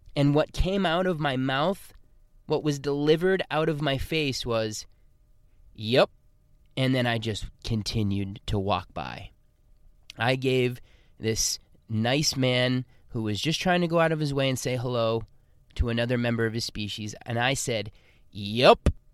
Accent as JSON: {"language": "English", "town": "Boston", "region": "Massachusetts", "country": "United States", "tie": "born or raised there", "moved": "yes", "said": "my hometown of Boston."}